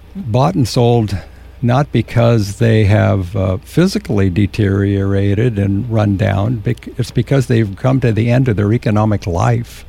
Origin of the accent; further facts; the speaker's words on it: San Luis Obispo, California, United States; also born or lived in San Diego / Nipomo; I was born and raised in San Luis Obispo